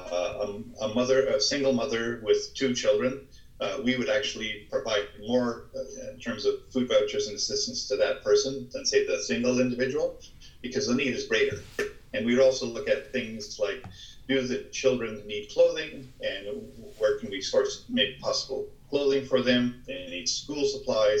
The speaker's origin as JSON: {"language": "English", "area": "Ottawa Valley", "region": "Ontario", "country": "Canada", "tie": "born or raised there", "also_born_or_lived": "Hamilton, Ontario", "moved": "as an adult", "lives_now": "Toronto, Canada", "said": "my father moved us up to the Ottawa Valley"}